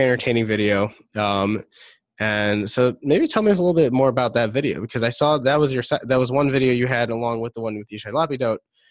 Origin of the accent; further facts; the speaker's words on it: Detroit, Michigan, United States; I'm from Detroit